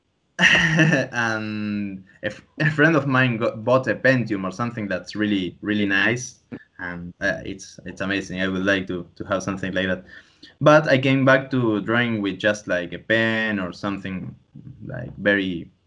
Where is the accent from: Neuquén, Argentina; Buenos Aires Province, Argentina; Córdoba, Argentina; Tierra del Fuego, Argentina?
Buenos Aires Province, Argentina; Tandil; I'm even actually right now in my uh, childhood home